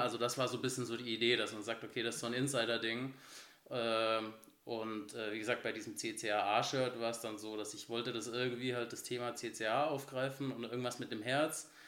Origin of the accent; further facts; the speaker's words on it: Bavaria, Germany; also born or lived in Munich; now in Cologne, Germany; ich bin in Bayern aufgewachsen